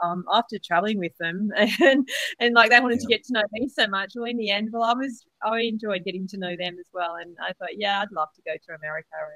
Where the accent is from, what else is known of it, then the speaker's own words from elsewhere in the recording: Australia; my stories about Australia, and I'm like, I'm a country girl myself